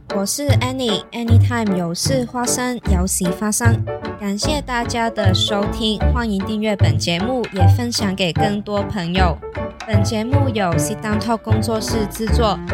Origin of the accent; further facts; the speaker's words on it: Hong Kong; moved away as an adult; now in Taiwan; 我是香港来，我是香港人，我来台湾念书已经两年了，之前在香港当过一阵子记者